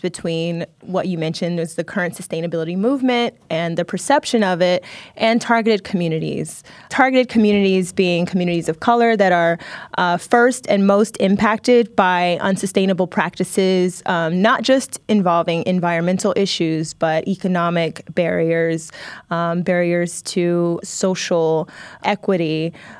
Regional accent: Dayton, Ohio, United States; my hometown of Dayton, Ohio

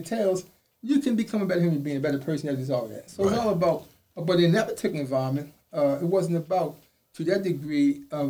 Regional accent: the South, United States; when I came from the South, never done got in the street, I always had this attitude about myself.

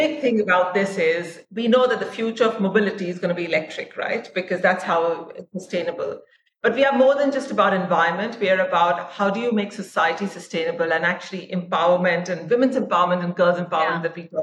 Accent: India; moved away as an adult; also born or lived in Dubai; I am Indian. My family is Indian. I have not been living in India for 20 years now because I work for the ICC, which is headquartered in Dubai, and before that, for 10 sports. But I grew up in India. My dad was in the army

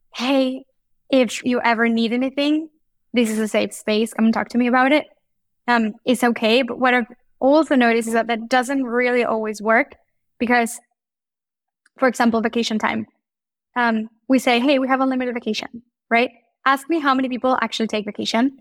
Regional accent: Mexico; moved away; I grew up in Mexico

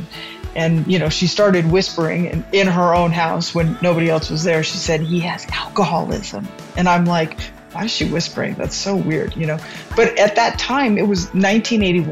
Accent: California, United States; I am born and raised in California

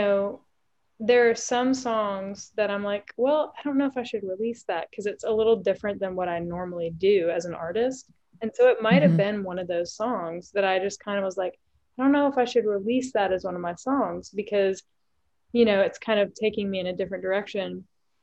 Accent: East Tennessee, United States; I grew up in East Tennessee.

